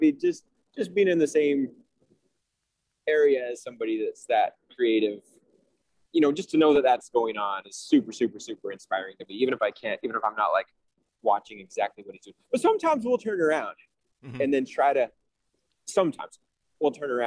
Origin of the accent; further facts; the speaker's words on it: Salt Lake City, Utah, United States; I'm from Salt Lake City